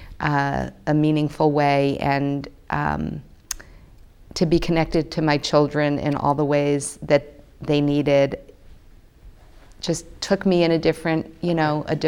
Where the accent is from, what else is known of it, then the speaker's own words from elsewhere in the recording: Newton, Massachusetts, United States; moved away as an adult; also born or lived in Baltimore, Maryland; I grew up in Newton, Massachusetts